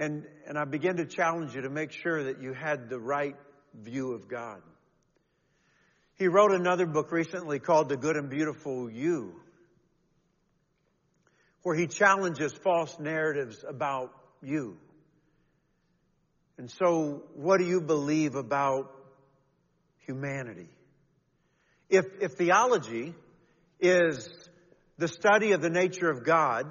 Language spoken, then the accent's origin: English; Kentucky, United States; all those years growing up in Kentucky